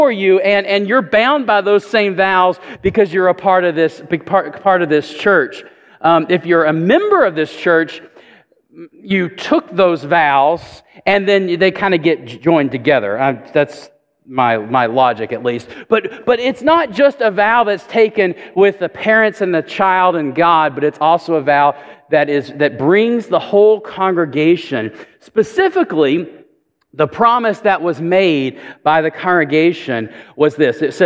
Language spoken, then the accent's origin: English; Chattanooga, Tennessee, United States; now in Oak Ridge, United States; I grew up in Chattanooga, and I went to church as a child